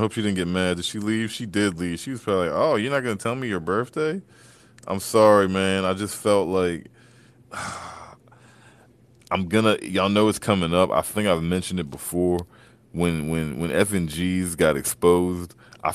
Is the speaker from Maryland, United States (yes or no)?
yes; Maryland, United States; I'm from Maryland